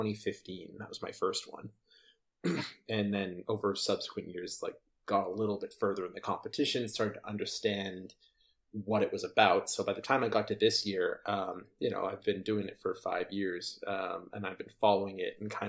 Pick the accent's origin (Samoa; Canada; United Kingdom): Canada; I'm Canadian